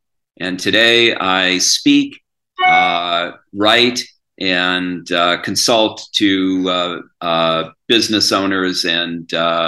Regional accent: Wauwatosa, Wisconsin, United States; also born or lived in Las Vegas, Nevada; I grew up in Wauwatosa, Wisconsin, and in Las Vegas, Nevada, back and forth. Two very different environments.

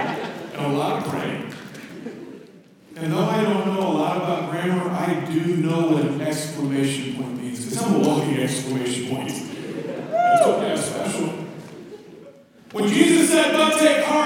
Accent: Minnesota, United States; now in Indianapolis, United States; I am originally from Minnesota

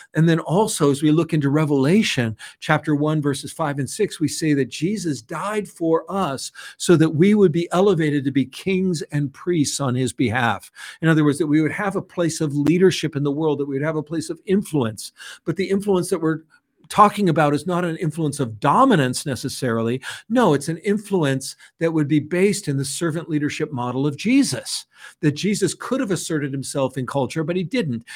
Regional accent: San Francisco, California, United States; I was raised in San Francisco by hippie parents

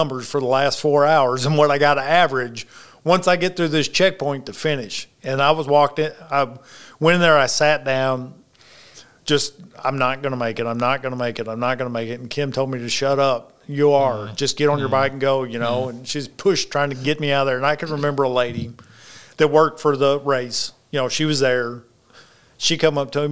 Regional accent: the rice fields of Arkansas, United States; I'm from the rice fields of Arkansas

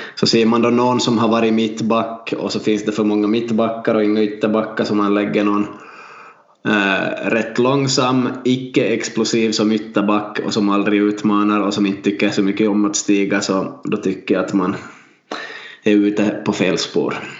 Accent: Vaasa, Ostrobothnia, Finland; Vi är två lärare från Vasa

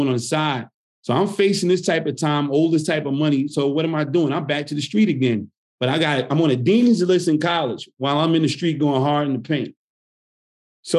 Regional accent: Newark, New Jersey, United States; now in Las Vegas, United States; I'm born and raised in Newark

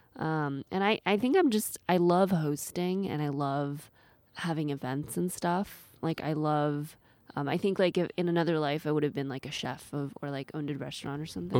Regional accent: Seattle, Washington, United States; moved away as an adult; also born or lived in East Coast / China; now in Japan; I grew up in Seattle, uh, with school on the East Coast

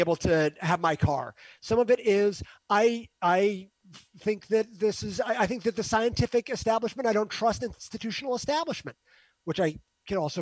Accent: Northeast, United States; I'm from the Northeast. So in the Northeast, I live in an echo chamber.

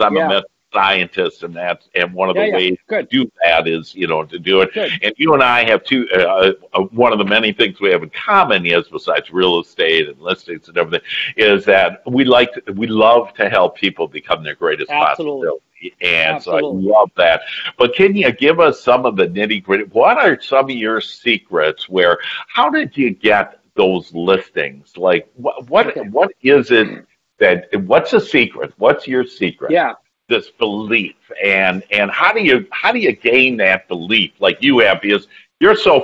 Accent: Wisconsin, United States; I'm from Wisconsin.

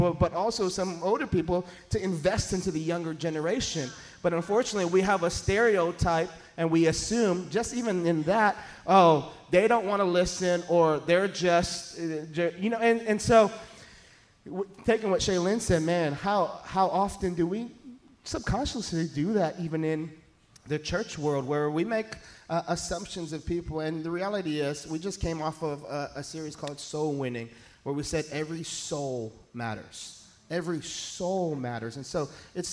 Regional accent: Hawaii, United States; now in San Antonio, United States; I'm from Hawaii.

